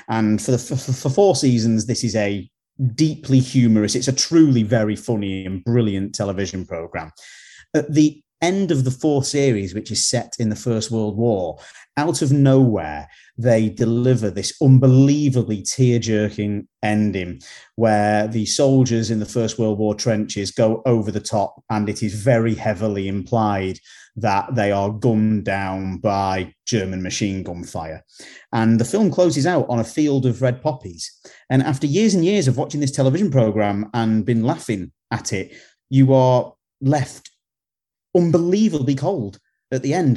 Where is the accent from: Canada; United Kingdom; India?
United Kingdom; we're from Britain